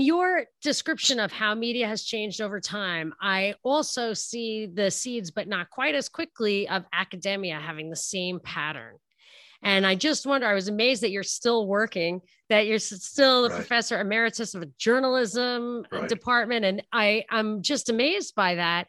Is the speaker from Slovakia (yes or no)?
no; New York, United States; I'm from New York